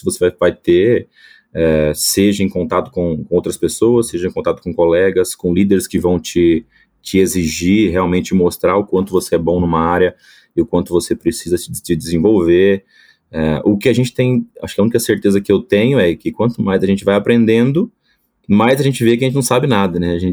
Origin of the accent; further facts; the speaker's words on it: Espírito Santo, Brazil; é impossível descobrir que eu sou capixaba, né? Mas sou natural do Espírito Santo